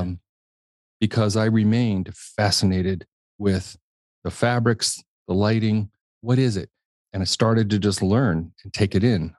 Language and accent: English; Washington, District of Columbia, United States; also born or lived in Indianapolis, Indiana; I was born in Indiana, Indianapolis, Indiana, um, inconspicuous town, really, and, um, lived there until we were about six, and then we moved to Washington, D C.